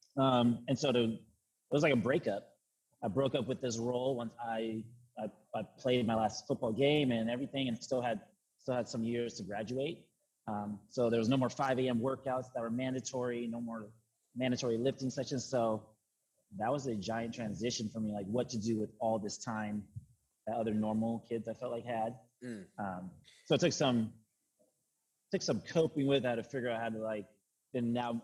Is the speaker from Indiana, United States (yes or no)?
no; Kennewick, Washington, United States; also born or lived in Pasco, Washington; now in Seattle, United States; I'm from Eastern Washington, from Tri-Cities. So Kennewick, Washington is where I was.